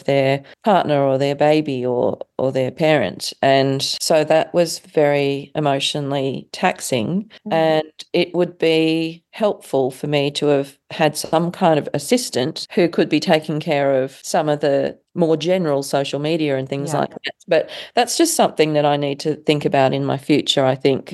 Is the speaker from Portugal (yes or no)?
no; Australia; I was coming from Australia